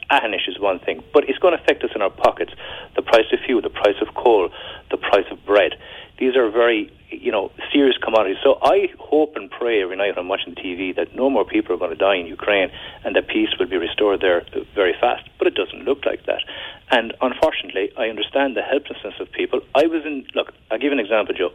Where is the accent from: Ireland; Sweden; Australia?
Ireland; as Irish people on the western periphery of Europe